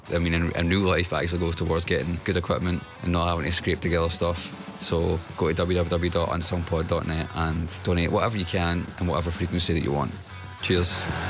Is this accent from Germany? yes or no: no; Scotland, United Kingdom; a Scottish person